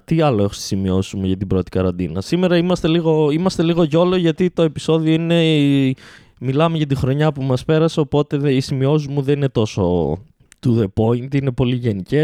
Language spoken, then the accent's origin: Greek; Greece; γεννηθήκαμε σε αυτή τη χώρα